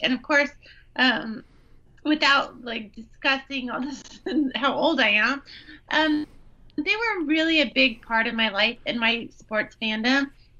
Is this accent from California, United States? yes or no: yes; Bay Area, California, United States; I am definitely from the Bay Area.